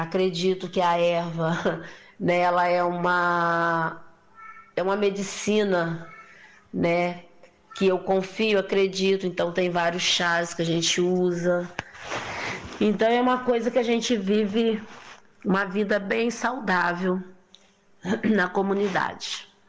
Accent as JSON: {"language": "Portuguese", "country": "Brazil", "tie": "born or raised there", "said": "moro nesse quilombo onde eu nasci"}